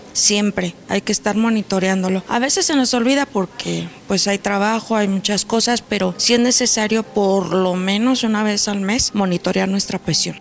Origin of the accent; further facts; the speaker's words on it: León, Guanajuato, Mexico; soy de León, Guanajuato